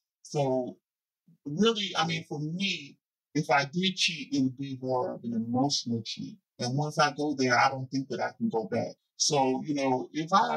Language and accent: English; New Jersey, United States; I'm from Jersey